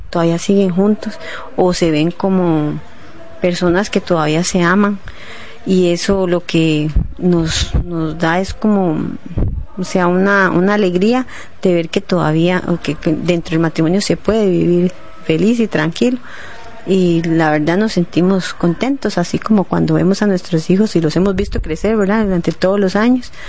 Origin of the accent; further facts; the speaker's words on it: Cartago, Costa Rica; somos de Cartago, pertenecemos a la diócesis de Cartago